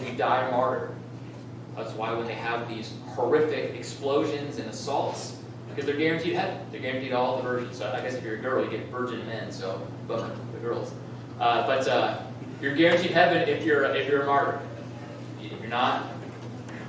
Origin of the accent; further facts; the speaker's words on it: Southern California, United States; moved away; I grew up in Southern California as a kid